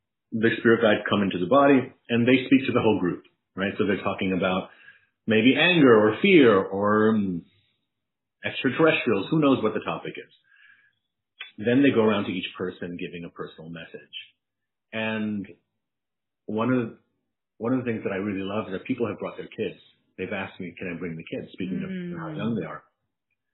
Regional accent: New York City, New York, United States; From the long way from the Bronx

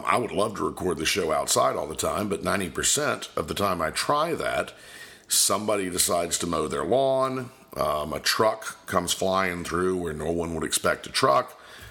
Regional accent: Polk County, Florida, United States; I'm originally from Polk County, Florida

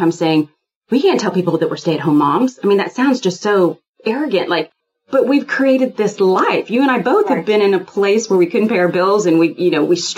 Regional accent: Houston, Texas, United States; I'm from Houston, Texas. I grew up with guns all in the house

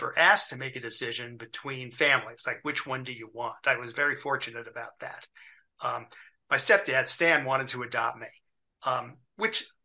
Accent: Beverly Hills, California, United States; also born or lived in New York; Beverly Hills where I lived.

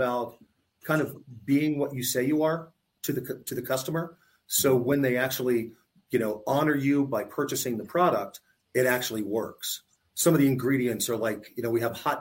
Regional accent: Tampa, Florida, United States; I grew up in Tampa. I went to college in Tampa

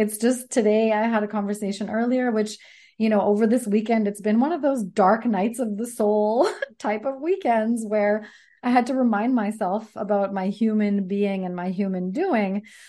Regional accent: Sardis, British Columbia, Canada; now in Coquitlam, Canada; We lived all over BC, Fort St. John, Victoria. I grew up in Sardis, close to Chilliwack. And so now we're in Coquitlam.

